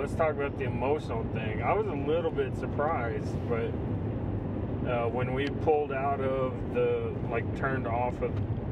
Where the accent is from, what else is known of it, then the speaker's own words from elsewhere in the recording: Texas, United States; We're from Texas